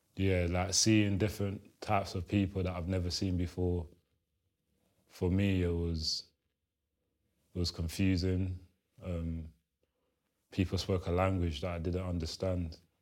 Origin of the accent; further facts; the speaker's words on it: London, United Kingdom; English is a second language; also born or lived in Kinshasa, Democratic Republic of the Congo; I'm from Congo, Kinshasa, born, raised in London, Southeast Lewisham